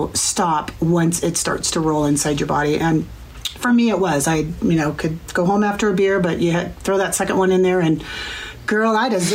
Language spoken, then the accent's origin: English; Bellevue, Washington, United States; Bellevue, Washington.